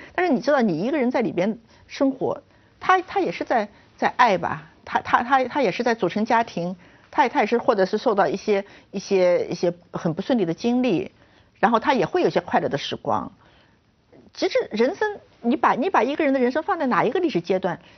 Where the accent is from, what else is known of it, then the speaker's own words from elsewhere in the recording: China; 我们中国人